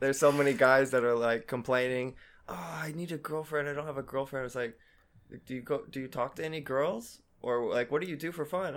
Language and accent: English; Texas, United States; moved away as an adult; also born or lived in Korea; now in South Korea; I'm from Texas, a little small town near Dallas, or I guess near Fort Worth, called Alito